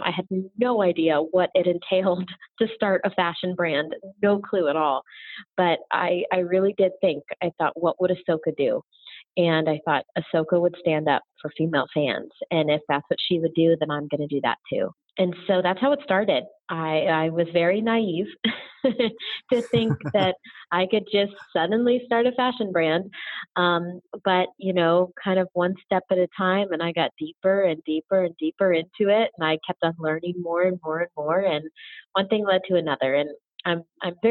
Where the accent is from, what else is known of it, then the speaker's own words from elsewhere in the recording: Orlando, Florida, United States; moved away; also born or lived in Los Angeles; growing up in Orlando, Florida, growing up Disney, moving